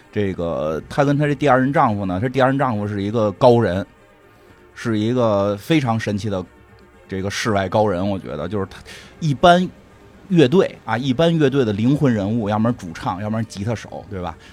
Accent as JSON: {"language": "Chinese", "region": "Beijing", "country": "China", "tie": "born or raised there", "said": "我们小时候在北京那个地儿叫金属天堂"}